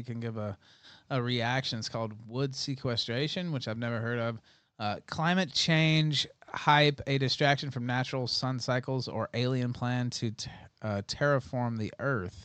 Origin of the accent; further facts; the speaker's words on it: Memphis, Tennessee, United States; I'm from Memphis.